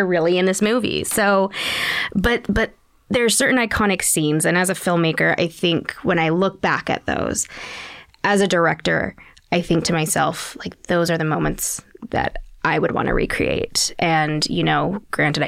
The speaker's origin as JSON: {"language": "English", "town": "Park City", "region": "Utah", "country": "United States", "tie": "born or raised there", "said": "I grew up where I grew up in Park City, Utah"}